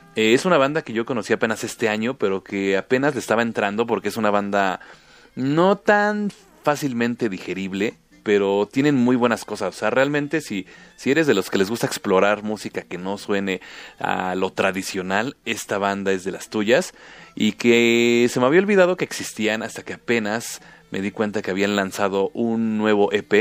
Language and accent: Spanish; Mexico